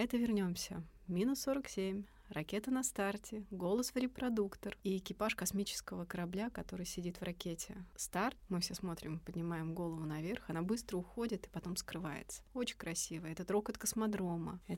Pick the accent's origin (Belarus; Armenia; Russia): Russia; Ryazan, Ryazan Oblast; now in Korolyov, Russia; Много лет назад я приехала из Рязани и поселилась в городе Королёв.